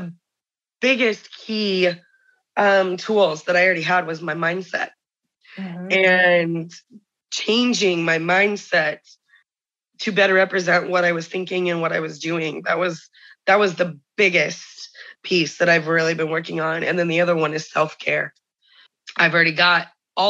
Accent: Indiana, United States; I'm from Indiana

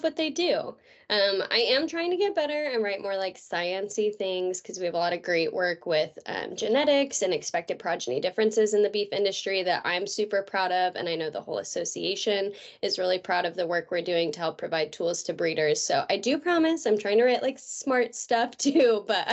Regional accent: California, United States; moved away as an adult; also born or lived in Oklahoma; now in Missouri, United States; I was born and raised in Denera, California

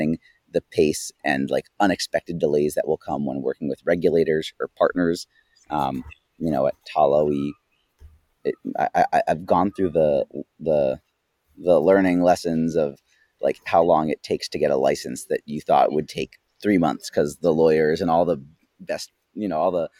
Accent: United States; as an American

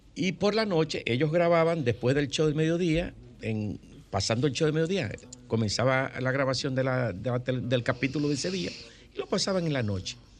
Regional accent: Santo Domingo, Distrito Nacional, Dominican Republic; also born or lived in Villa Consuelo, Santo Domingo; yo nací en la Marcos don 40. Yo soy de Villajuana. Mi ascenso social se produce de Villajuana a Villa Consuelo.

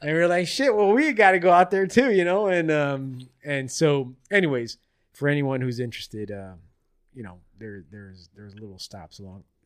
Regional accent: Florida, United States; I grew up in Florida my whole life

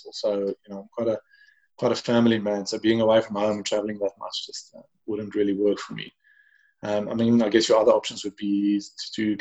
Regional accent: Pretoria, Gauteng, South Africa; I grew up in Pretoria, a skinny little kid who liked birds and skateboarding

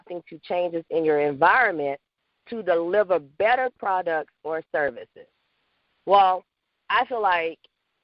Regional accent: Louisiana, United States; now in Atlanta, United States; I am originally from Louisiana, but I reside now in Atlanta, Georgia

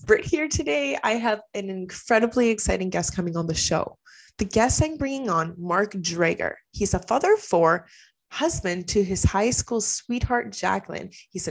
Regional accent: Canada; We're both from Canada, so it's kind of cool.

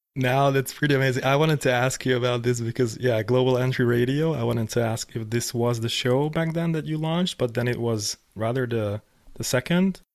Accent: Hungary; I was growing up in Hungary

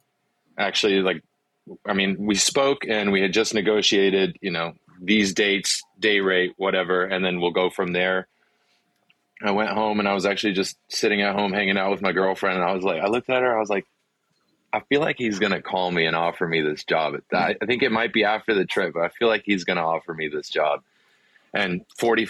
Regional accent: Wilmington, North Carolina, United States; first language Afrikaans; English is a second language; also born or lived in South Africa; I'm from Wilmington. I graduated high school in Wilmington

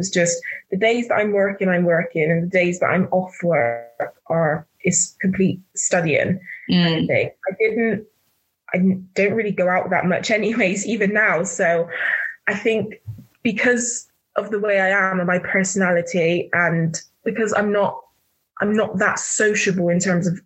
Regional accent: Bristol, South West England, United Kingdom; also born or lived in Jamaica; I went to uni in my hometown

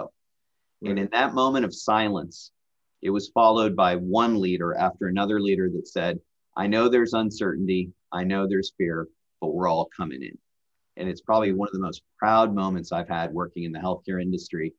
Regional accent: Nashville, Tennessee, United States; moved away as an adult; also born or lived in Bay Area, California; now in Iowa, United States; I grew up in Nashville.

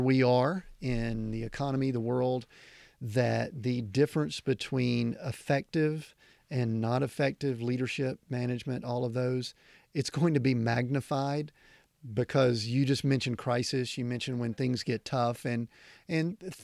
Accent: Atlanta, Georgia, United States; I'm originally from the Deep South in the Atlanta

